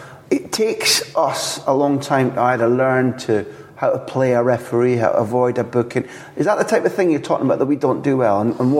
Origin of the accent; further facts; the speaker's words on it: Scotland, United Kingdom; as a Scot